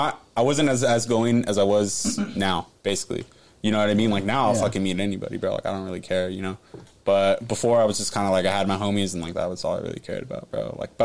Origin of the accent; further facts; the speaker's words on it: San Jose, California, United States; also born or lived in Campbell, California; born and raised in San Jose.